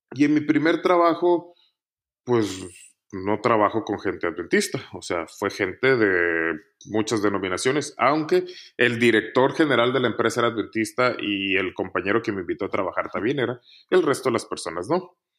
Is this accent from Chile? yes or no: no; Montemorelos, Nuevo León, Mexico; moved away as an adult; also born or lived in Chiapas / Mexico City; now in Madrid, Spain; crecí en este ambiente en Montemorelos